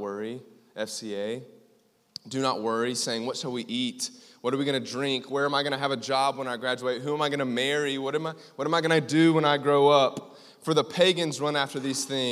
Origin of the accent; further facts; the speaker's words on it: Greenville, South Carolina, United States; I am from Greenville, South Carolina